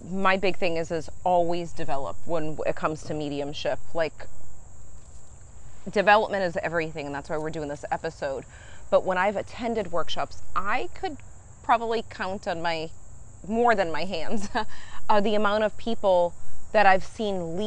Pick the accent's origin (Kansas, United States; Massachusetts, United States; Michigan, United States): Massachusetts, United States; now in Florida, United States; we are in Massachusetts in my hometown at my parents' house